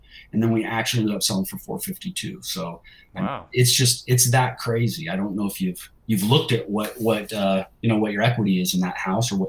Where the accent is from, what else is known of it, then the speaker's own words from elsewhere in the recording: California, United States; now in Utah, United States; I'm from California, man. Here in Utah, it's a little cold for me.